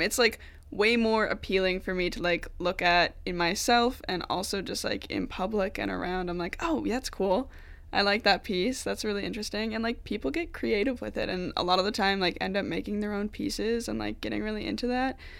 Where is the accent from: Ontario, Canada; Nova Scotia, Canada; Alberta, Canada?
Nova Scotia, Canada; Wolfville; moved away as an adult; I'm from Nova Scotia, um, from Wolfville area, if you know where that is, like town of like four thousand People